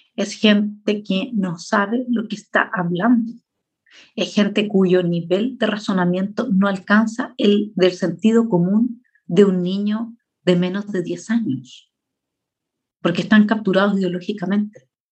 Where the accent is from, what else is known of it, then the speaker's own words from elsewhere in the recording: Chile; Ese, ese es mi país, ahí es donde yo nací, eh, eh, de Arica a Punta Arenas